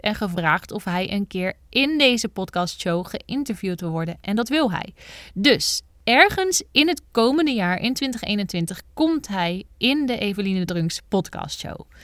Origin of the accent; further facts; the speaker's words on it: Bergen op Zoom, North Brabant, Netherlands; ik ben geboren in Bergen op Zoom